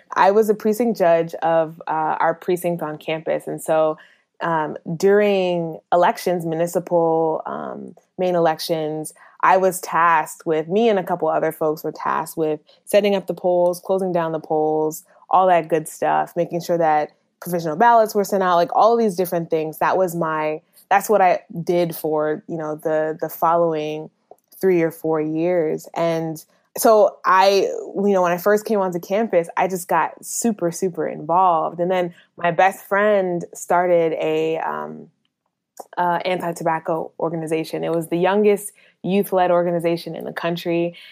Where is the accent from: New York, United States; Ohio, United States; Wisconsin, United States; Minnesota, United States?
Minnesota, United States; moved away; also born or lived in North Carolina; I grew up in Minnesota, which didn't have a very large, uh, population of people